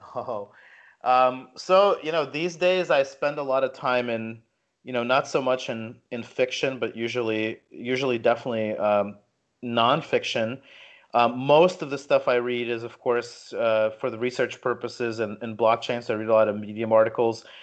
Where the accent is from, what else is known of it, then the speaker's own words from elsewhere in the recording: New Jersey, United States; I grew up in Jersey, so I grew up in kind of like the punk scene